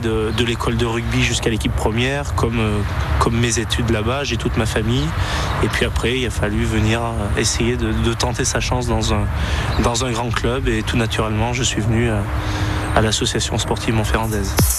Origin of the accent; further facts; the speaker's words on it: Romans-sur-Isère, Auvergne-Rhône-Alpes, France; moved away as an adult; also born or lived in Clermont-Ferrand; je suis originaire de, de Romans